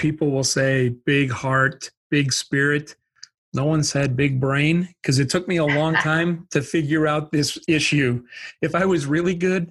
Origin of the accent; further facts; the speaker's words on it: Wisconsin, United States; I grew up in Wisconsin, so that's the accent.